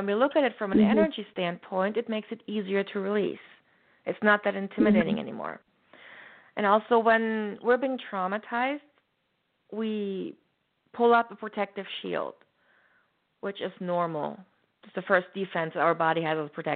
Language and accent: English; Germany; moved away; growing up in Germany, back then, there weren't very many spiritual people